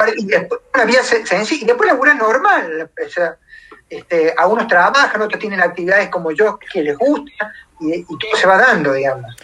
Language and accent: Spanish; Córdoba, Argentina; moved away as an adult; pensando que me volvía a mi Córdoba, porque estoy a 1250 kilómetros de mi ciudad natal